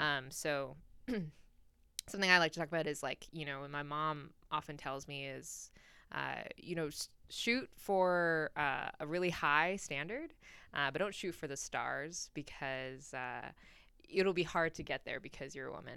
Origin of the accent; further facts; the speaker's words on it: New York, United States; moved away as an adult; now in Washington, D.C., United States; I'm originally from New York, um, born to Chinese immigrants, um, and kinda grew up in New York my whole life and just recently moved out here.